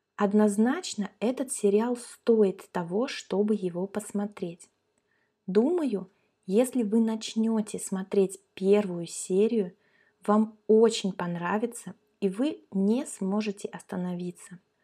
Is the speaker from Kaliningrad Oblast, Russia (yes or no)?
yes; Kaliningrad, Kaliningrad Oblast, Russia; мы с Катей как раз родились и выросли в Калининграде. Это наш родной город